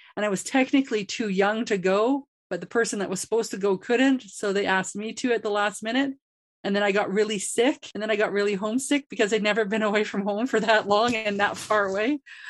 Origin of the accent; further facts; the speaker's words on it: Grand Prairie, Alberta, Canada; growing up in Grand Prairie. I did grow up in the Anglican church